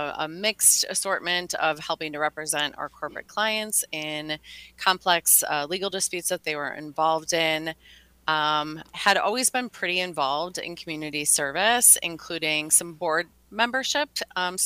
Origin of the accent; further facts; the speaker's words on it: Milwaukee, Wisconsin, United States; I live in Milwaukee, was born and raised here, and have left Wisconsin a few times, but the Midwest has a way of bringing people back